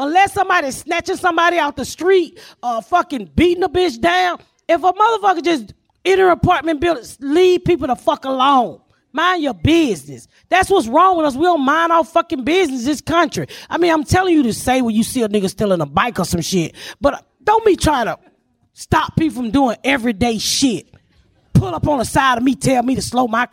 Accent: Atlanta, Georgia, United States; now in Plainfield, United States; but I'm from Atlanta

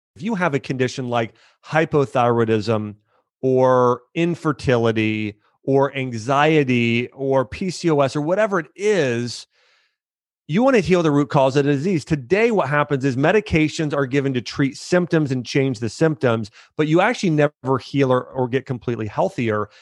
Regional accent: Ohio, United States; moved away as an adult; also born or lived in Florida; I grew up in Ohio.

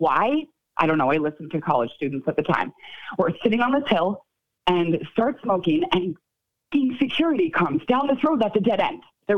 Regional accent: Connecticut, United States; I grew up in Connecticut.

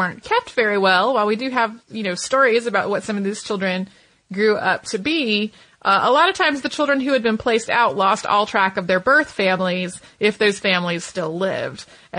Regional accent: Santa Fe, New Mexico, United States; born or raised there

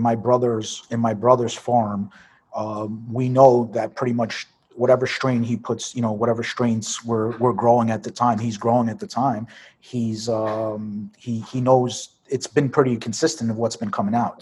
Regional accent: New York City, New York, United States; moved away; I'm from Brooklyn. So born and raised in Brooklyn, New York. Uh, grew up basically uh, around the Coney Island area.

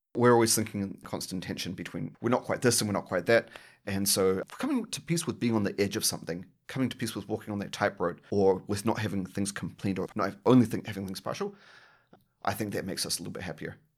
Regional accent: New Zealand; now in Australia; I'm a New Zealander living in Australia

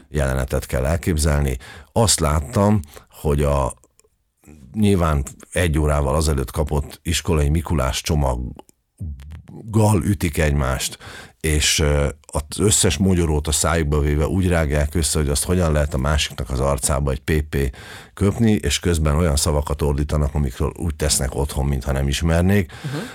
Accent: Budapest, Hungary; Én abban az újlipotvárosi részben nőttem föl

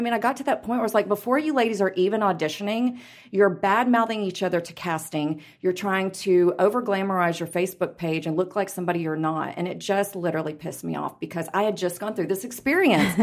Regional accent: Houston, Texas, United States; also born or lived in Los Angeles; now in Dallas, United States; We're both from Houston.

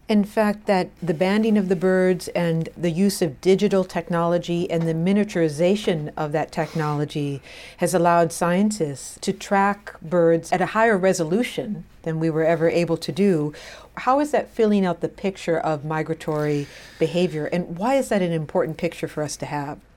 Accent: Wisconsin, United States; I am from Wisconsin, too

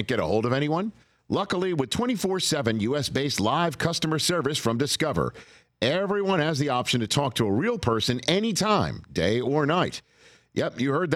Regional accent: New York, United States; moved away; Growing up in New York

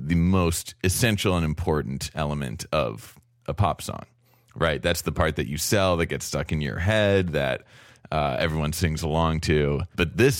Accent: New York City, New York, United States; I'm from New York City

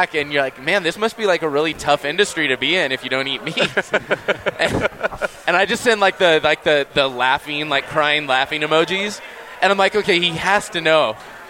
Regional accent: California, United States; now in Utah, United States; I am from California.

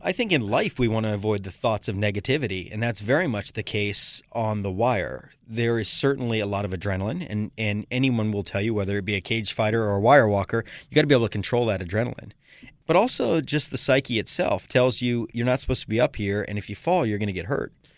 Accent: Sarasota, Florida, United States; my hometown of Sarasota, Florida

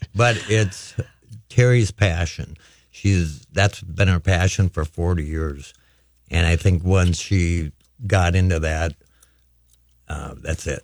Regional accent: St. Cloud, Minnesota, United States; now in Harris, United States; I grew up in St. Cloud, Minnesota

